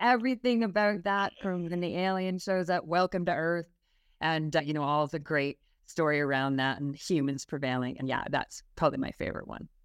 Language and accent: English; Canada; accent: Canadian; moved away as an adult; now in United Kingdom; I have a Canadian accent, so I grew up in Canada, moved to the U K twelve years ago